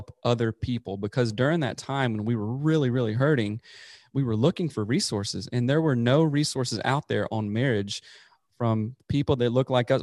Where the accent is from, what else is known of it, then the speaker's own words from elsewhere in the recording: South Carolina, United States; moved away as an adult; also born or lived in Seattle; I'm originally from South Carolina, born and raised there, grew up there in the Bible Belt